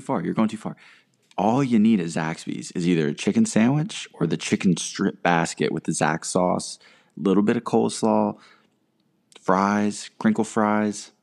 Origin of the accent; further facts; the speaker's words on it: North Carolina, United States; growing up around North Carolina